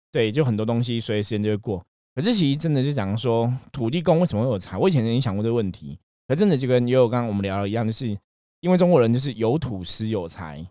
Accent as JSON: {"language": "Chinese", "region": "Taipei", "country": "Taiwan", "tie": "born or raised there", "said": "因为我自己在士林长大"}